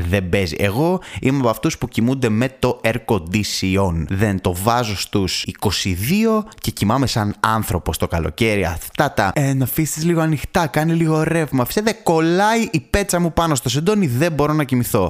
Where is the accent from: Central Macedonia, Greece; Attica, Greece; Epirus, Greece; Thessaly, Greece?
Central Macedonia, Greece; Thessaloniki; εγώ είμαι από Θεσσαλονίκη